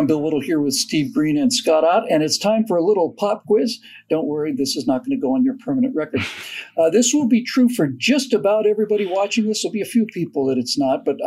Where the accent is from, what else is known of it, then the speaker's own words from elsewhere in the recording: Bermuda; moved away; I went to British schools in Bermuda when I grew up